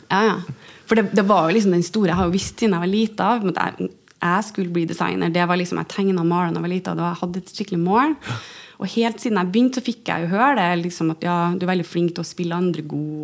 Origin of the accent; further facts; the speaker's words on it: Stjørdal, Trøndelag, Norway; moved away; jeg pleier å si at jeg er fra Stjørdal, for der er jeg oppvokst